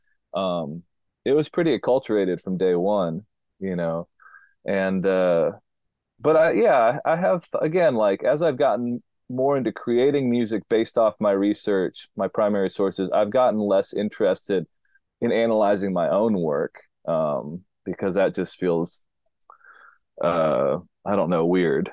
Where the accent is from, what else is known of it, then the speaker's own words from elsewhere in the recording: Nashville, Tennessee, United States; accent: twang; moved away as an adult; also born or lived in Wyoming / Rhode Island; I'm from Nashville, Tennessee. My dad worked for Warner Brothers Records. I grew up literally hanging out with country music stars